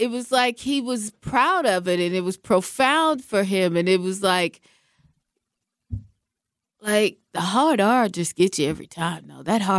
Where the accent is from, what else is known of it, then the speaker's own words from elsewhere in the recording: West Coast, United States; moved away; Now, I'm from the West Coast, okay?